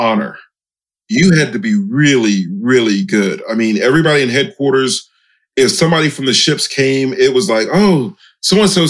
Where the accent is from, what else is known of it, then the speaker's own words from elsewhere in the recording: Miami, Florida, United States; I'm from Miami, Florida